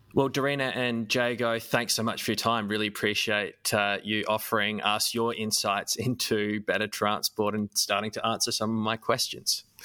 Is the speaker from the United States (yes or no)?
no; Adelaide, South Australia, Australia; I grew up in Adelaide